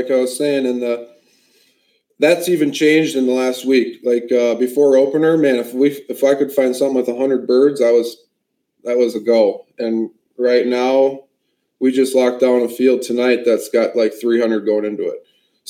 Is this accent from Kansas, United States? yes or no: yes; Hutchinson, Kansas, United States; So my hometown of Hutchinson, they banned there.